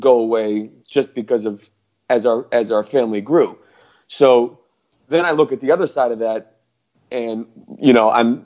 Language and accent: English; Northeast Connecticut, United States; moved away as an adult; also born or lived in Boston / Astoria, Queens, New York; now in New Jersey, United States; where I grew up in Northeast Connecticut, we moved there when I was 3. And then I left when I was 18